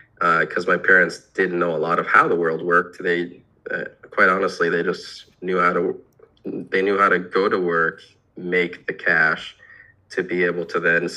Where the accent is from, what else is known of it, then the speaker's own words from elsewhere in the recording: Iowa, United States; I was born in Iowa